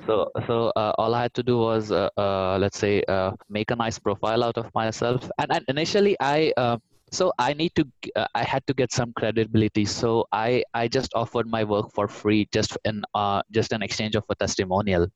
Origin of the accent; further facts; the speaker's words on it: India; moved away as an adult; now in Germany; am originally from India and I came to Germany around seven years ago.